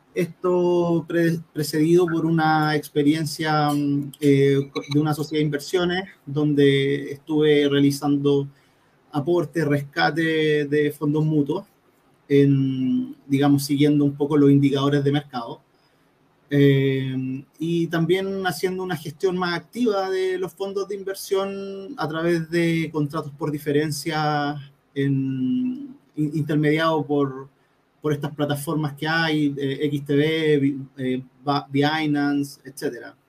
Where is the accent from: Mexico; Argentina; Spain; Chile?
Chile; Santiago, Santiago Metropolitan Region; moved away as an adult; now in Antofagasta, Chile; yo soy oriundo de Santiago